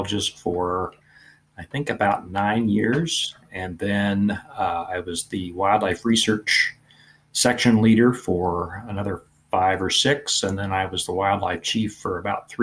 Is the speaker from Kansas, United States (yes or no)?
yes; Topeka, Kansas, United States; also born or lived in Manhattan, Kansas / Kingsville, Texas; I'm from Northeast Kansas originally, Topeka. Mm. And so I grew up hunting quail and ducks mainly